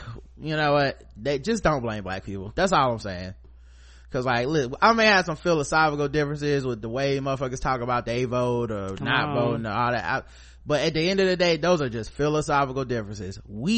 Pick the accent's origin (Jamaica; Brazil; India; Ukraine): Jamaica; not least because as Jamaican, I know the reggae category is going to go to either a white reggae act or whichever … Offspring had a project that year.